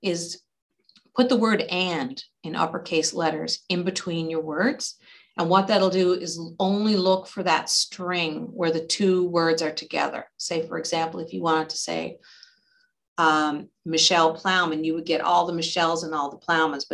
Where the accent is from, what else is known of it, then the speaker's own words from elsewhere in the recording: Deer Lake, Newfoundland and Labrador, Canada; moved away as an adult; also born or lived in Halifax, Nova Scotia; I'm from a town called Deer Lake, which is on the west coast of Newfoundland